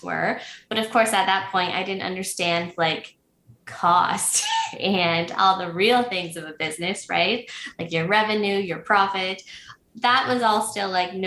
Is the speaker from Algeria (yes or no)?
no; Prince Edward County, Ontario, Canada; moved away as an adult; now in Belleville, Canada; I was born and raised in Prince Edward County, which is the hot spot in Ontario lately